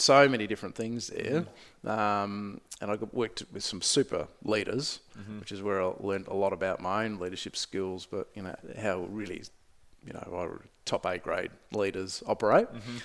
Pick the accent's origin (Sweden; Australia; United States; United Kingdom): Australia; Adelaide, South Australia; moved away as an adult; now in Melbourne, Australia; I come from Adelaide